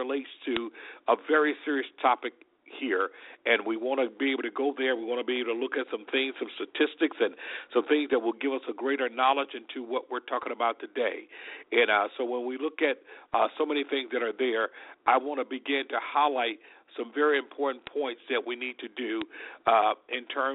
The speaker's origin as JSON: {"language": "English", "town": "Selma", "region": "Alabama", "country": "United States", "tie": "born or raised there", "said": "Selma, my hometown, as many of you may know, that's where I was born and raised, in Selma, Alabama"}